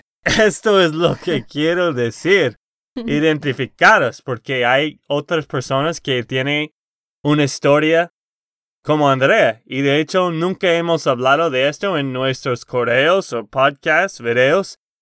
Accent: Texas, United States; de Texas, Estados Unidos.

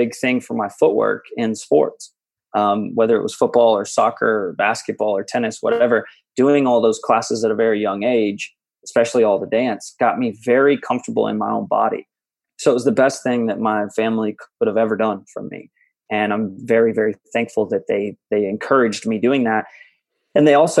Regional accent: Conway, Arkansas, United States; also born or lived in Little Rock, Arkansas; now in Los Angeles, United States; my family drove me very slowly back to Conway, and I grew up there

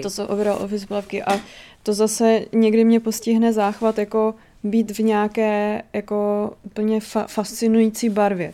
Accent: Náměšť nad Oslavou, Vysočina Region, Czechia; moje rodina pochází z náměště nad Oslavou

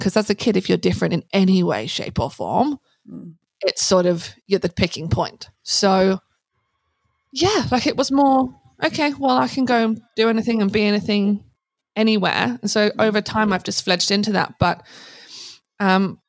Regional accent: Hazlemere, South East England, United Kingdom; moved away as an adult; now in Australia; Originally a little village called Hazelmere in Buckinghamshire in England

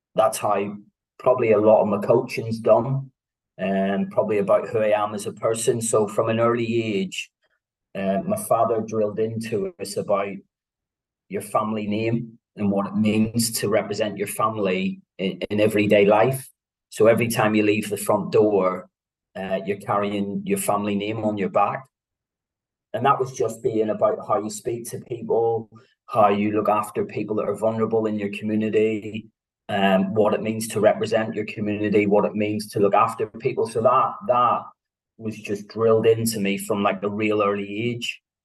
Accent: Belfast, Northern Ireland, United Kingdom; also born or lived in Antrim; I was born in 1976 in Belfast, born to uh, mixed religion parents

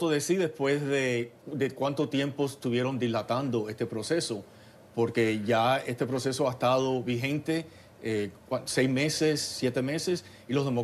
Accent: United States; Nosotros somos americanos, nos tenemos que preocupar por los trabajadores norteamericanos.

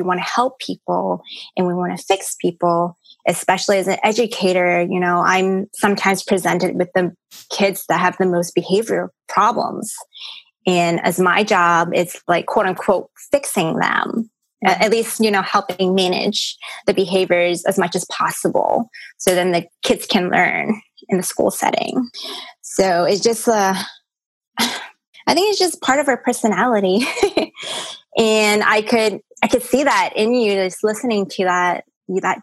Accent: North Carolina, United States; born or raised there; English is a second language; also born or lived in Hong Kong / New York City

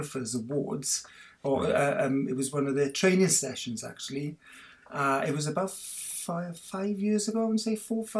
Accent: Swansea, Wales, United Kingdom; now in Penarth, United Kingdom; I'm a fully-fledged Welsh boy. I was born in Swansea, but I live in Cardiff now, in Penarth in Cardiff

